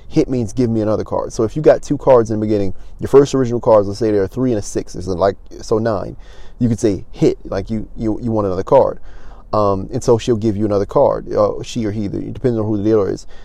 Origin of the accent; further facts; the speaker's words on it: Baltimore, Maryland, United States; I'm from Baltimore